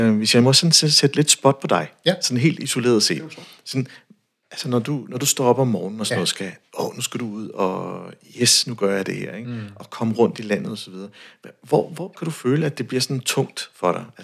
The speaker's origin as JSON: {"language": "Danish", "area": "North Jutland", "region": "North Denmark Region", "country": "Denmark"}